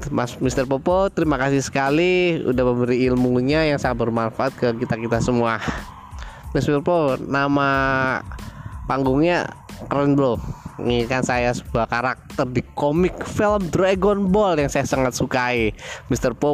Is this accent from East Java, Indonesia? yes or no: yes; Surabaya, East Java, Indonesia; Saya berasal dari Surabaya Saat ini saya domisili juga di Surabaya